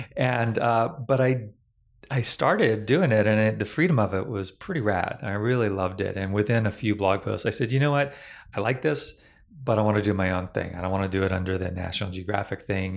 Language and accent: English; Northern Virginia, United States; I grew up in Northern Virginia